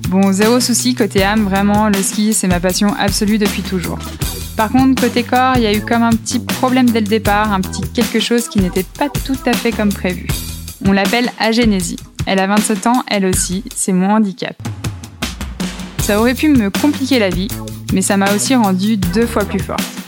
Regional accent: Savoie, Auvergne-Rhône-Alpes, France; je suis savoyarde

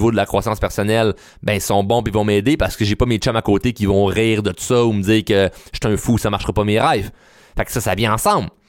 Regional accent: Repentigny, Quebec, Canada; ben moi, je suis né à Rapantini. Euh, j'étais allé à l'école à Repentigny, rencontré ma femme à Repentigny

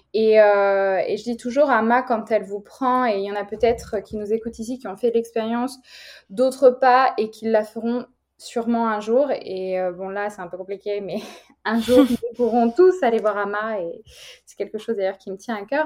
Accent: France

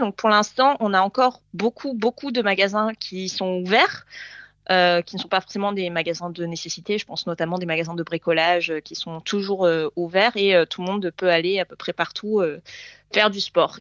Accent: Port-Saint-Louis-du-Rhône, Provence-Alpes-Côte d'Azur, France; moved away as an adult; now in Sydney, Australia; ma ville natale

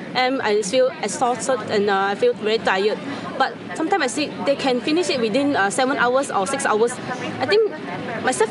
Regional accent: Penang, Malaysia; I'm from Penang, Malaysia.

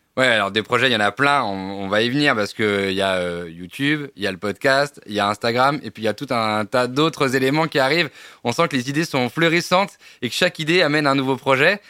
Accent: Provence-Alpes-Côte d'Azur, France; moved away; also born or lived in Paris; je viens de la Côte d'Azur.

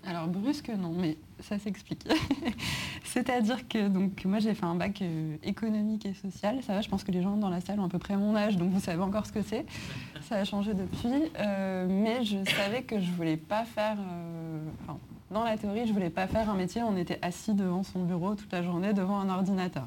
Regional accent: Grenoble, Auvergne-Rhône-Alpes, France; moved away as an adult; also born or lived in Paris; je viens de Grenoble de base, donc je suis mmh. arrivée à Paris

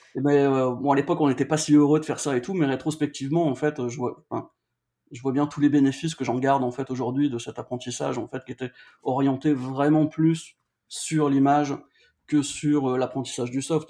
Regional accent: Valenciennes, Hauts-de-France, France; je suis du nord de la France, je viens de Valenciennes

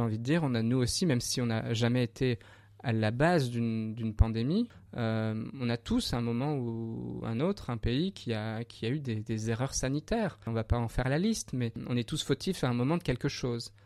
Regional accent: Bourgogne-Franche-Comté, France; je suis du Morvan

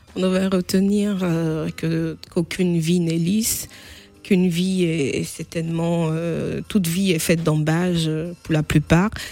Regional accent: Bouaké, Côte d’Ivoire; now in Nemours, France; je suis ivoirienne euh, d'ethnie BT, ethnie située au centre-ouest de la Côte d'Ivoire

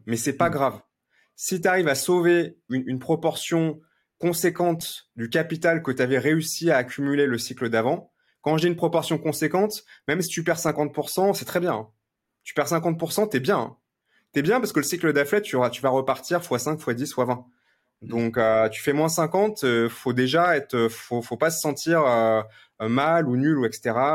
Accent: Lyon, Auvergne-Rhône-Alpes, France; je suis né à Lyon

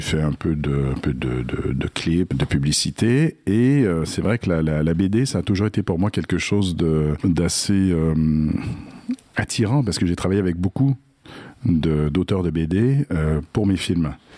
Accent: Quebec, Canada; accent: Québécois; je suis, je suis québécois

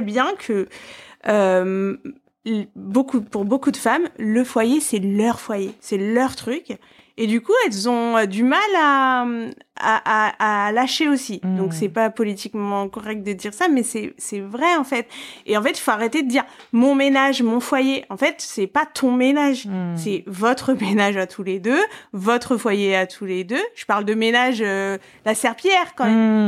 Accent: Paris, Île-de-France, France; je suis parisienne

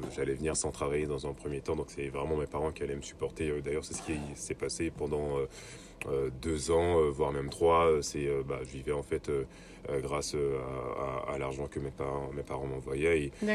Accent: Côte d’Ivoire; moved away as an adult; also born or lived in Le Havre, France; now in France; je suis originaire de Côte d'Ivoire. Donc, je suis né en Côte d'Ivoire. J'ai vécu jusqu'à mes 21 ans là-bas

